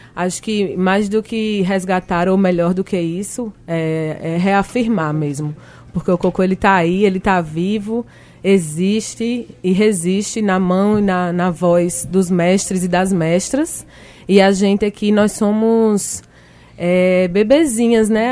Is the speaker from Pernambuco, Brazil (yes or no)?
yes; Recife, Pernambuco, Brazil; eu sou de Recife